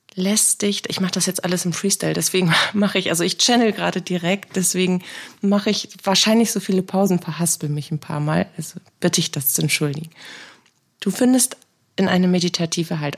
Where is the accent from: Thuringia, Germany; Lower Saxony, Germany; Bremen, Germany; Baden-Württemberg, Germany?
Bremen, Germany; Ich bin gebürtige Bremerin